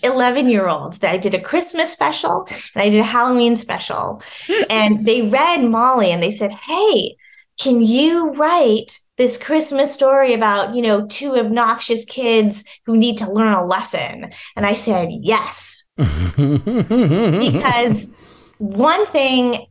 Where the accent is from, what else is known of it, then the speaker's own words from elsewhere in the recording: Vancouver, British Columbia, Canada; moved away as an adult; now in Los Angeles, United States; Vancouver, which is where I'm from